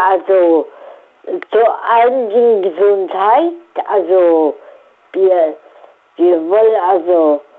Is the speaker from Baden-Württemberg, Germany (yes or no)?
no; Saarland, Germany; now in Mainz, Germany; bin hier aus Mainz, ich bin aus dem Saarland.